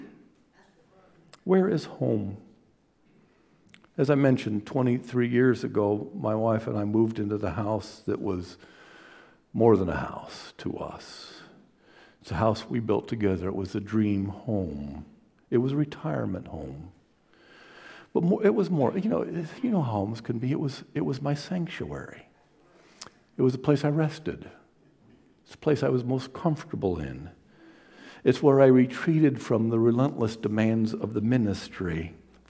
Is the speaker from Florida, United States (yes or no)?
no; Toledo, Ohio, United States; every time I get a chance to go back to Toledo, my hometown, I always go back to the other side of town, to East Toledo, to visit the old neighborhood